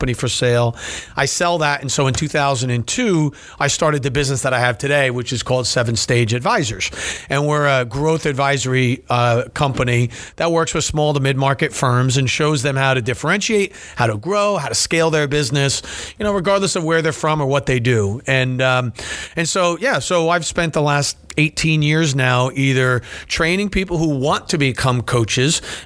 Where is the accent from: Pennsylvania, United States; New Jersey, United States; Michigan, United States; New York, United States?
New Jersey, United States; also born or lived in Delaware; I'm born and raised in New Jersey, okay. Small town.